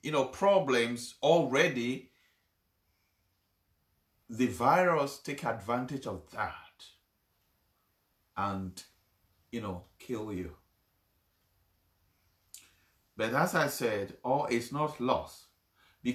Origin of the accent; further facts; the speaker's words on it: Ghana; I come from Ghana